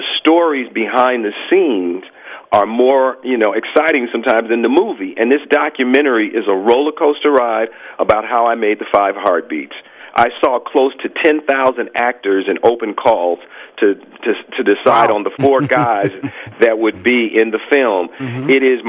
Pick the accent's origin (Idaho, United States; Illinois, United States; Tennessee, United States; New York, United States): Illinois, United States; Chicago; because it's my love of Motown and Detroit, and I'm from Chicago, but it's all that great music.